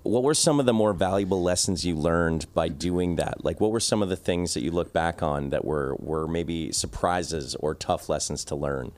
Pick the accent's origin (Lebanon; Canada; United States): Canada; Victoria, British Columbia; I'm from a small town called Victoria